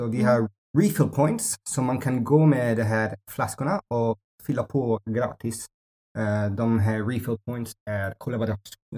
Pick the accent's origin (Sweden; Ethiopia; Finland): Ethiopia; Swedish is a second language; now in Mallorca, Spain; jag växte upp i Etiopien